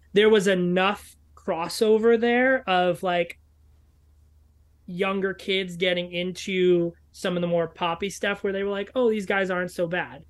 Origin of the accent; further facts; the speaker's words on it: New York City, New York, United States; I grew up in New York City